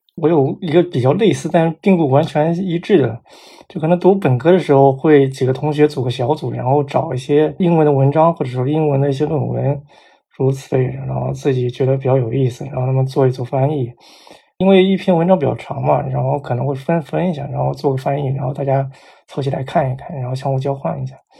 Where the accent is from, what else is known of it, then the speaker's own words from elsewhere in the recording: China; moved away as an adult; also born or lived in United States; 我说我是中国来的